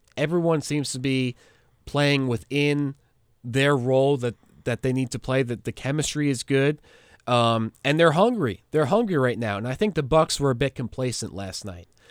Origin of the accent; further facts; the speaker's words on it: New York, United States; I am a New Yorker.